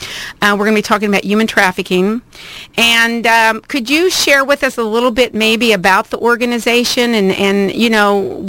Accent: Indiana, United States; now in Irvine, United States

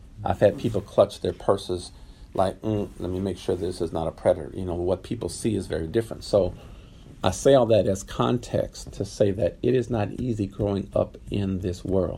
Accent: Los Angeles, California, United States; growing up in L.A.

